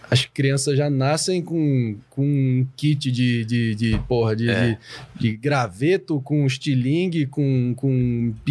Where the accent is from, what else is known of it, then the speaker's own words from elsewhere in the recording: Brazil; Mas é. como nós somos brasileiros, nós somos mais sábios que eles.